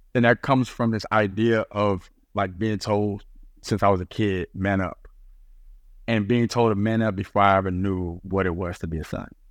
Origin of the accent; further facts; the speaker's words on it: Dallas, Texas, United States; moved away as an adult; also born or lived in New York City / Portland, Oregon; I grew up in Dallas, Texas